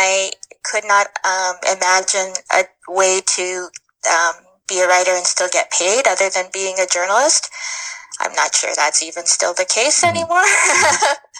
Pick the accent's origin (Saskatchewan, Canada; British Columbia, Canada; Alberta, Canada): Alberta, Canada; Edson; also born or lived in Jasper, Alberta / Spruce Grove, Alberta / Edmonton, Alberta / Ontario; So I grew up in Edson, which is a little resource town in central Alberta, and then moved to Spruce Grove in grade 9